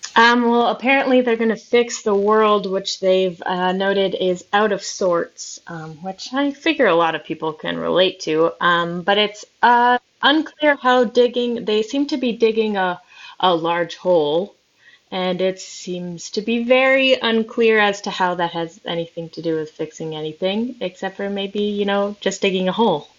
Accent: Minnesota, United States; I am from Minnesota

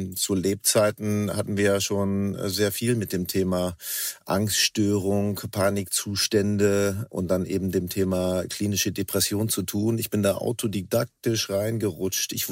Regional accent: Northern Germany, Germany; born there; now in Cologne, Germany; ich bin gebürtiger Norddeutscher, inzwischen angekommen in Köln, hier wohnhaft und hier arbeitend.

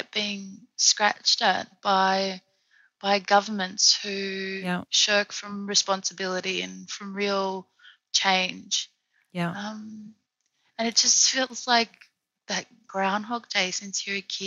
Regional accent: Australia; now in Paris, France; the country where my ancestors, you know, were the original owners

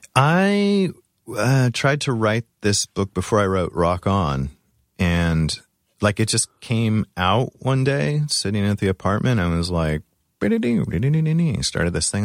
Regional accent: Orange County, California, United States; moved away; Orange County

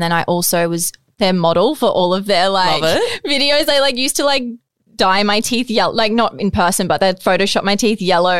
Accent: Gold Coast, Queensland, Australia; So I'm 28 years old. I'm from the Gold Coast

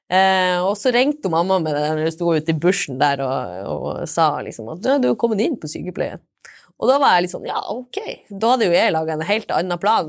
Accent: Steigen, Nordland, Norway; also born or lived in Trondheim / Bodø / Cambodia; Jeg kommer fra Steigen, Engeløya i Nordland

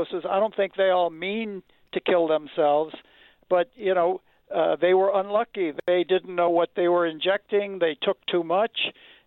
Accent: Detroit, Michigan, United States; I'm from Detroit, and I grew up on Motown rhythm sections

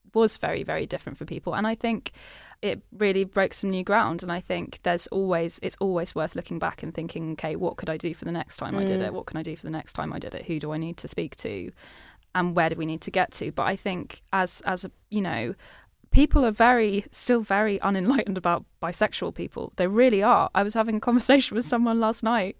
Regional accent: Norwich, East of England, United Kingdom; growing up, you know, I was watching it from Norwich

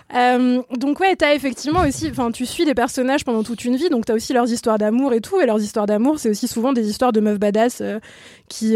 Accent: France; on est française

